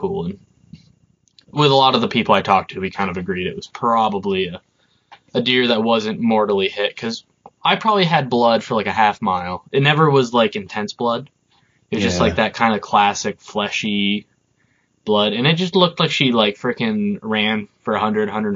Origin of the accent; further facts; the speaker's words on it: Burlington area, Vermont, United States; the Burlington area in Vermont. I'm not from Burlington, but that general area